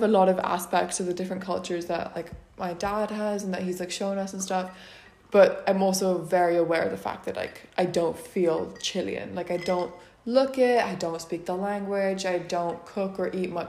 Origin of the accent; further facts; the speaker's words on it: Luxembourg; also born or lived in Trier, Germany; so I was born in Trier and lived there for a couple of months and then moved over to Luxembourg, which is where I've been like my entire life. But my mom is like 100% British.